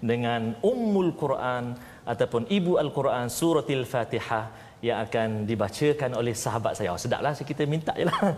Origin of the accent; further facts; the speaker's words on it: Terengganu, Malaysia; Dua-dua kami daripada negeri Terengganu